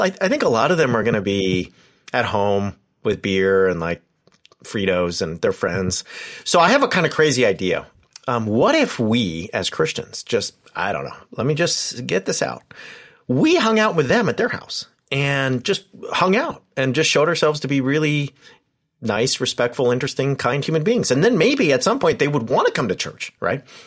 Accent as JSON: {"language": "English", "town": "Yorba Linda", "region": "California", "country": "United States", "tie": "born or raised there", "said": "the church I grew up in, in the, in my hometown is Richard Nixon's hometown"}